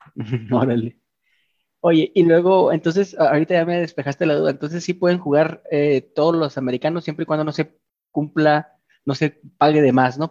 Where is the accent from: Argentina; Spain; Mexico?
Mexico; Chihuahua; Nosotros los, los de Chihuahua somos chihuahuenses